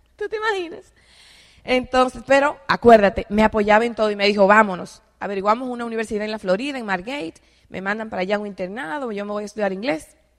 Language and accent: Spanish; Dominican Republic; moved away as an adult; also born or lived in Mexico City, Mexico; yo soy de República Dominicana